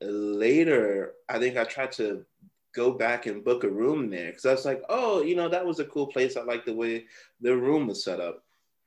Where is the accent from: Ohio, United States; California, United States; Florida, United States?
Florida, United States; I'm telling him how I came from Florida and, you know, just like a dollar in a dream kind of thing.